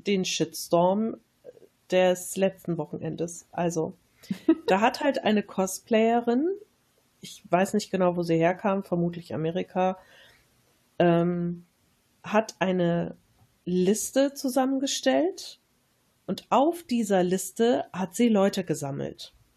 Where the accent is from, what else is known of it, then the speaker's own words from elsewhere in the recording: Germany; als Deutsche